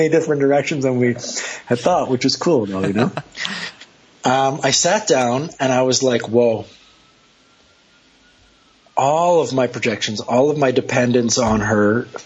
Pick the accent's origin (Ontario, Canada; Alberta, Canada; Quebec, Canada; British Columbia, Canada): Quebec, Canada; Montreal; I'm from Canada. I'm from Montreal.